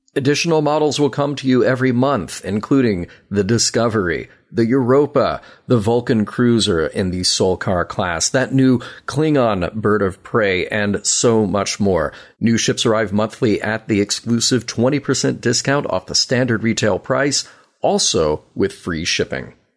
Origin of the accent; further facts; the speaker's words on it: Birmingham, Alabama, United States; my hometown of Birmingham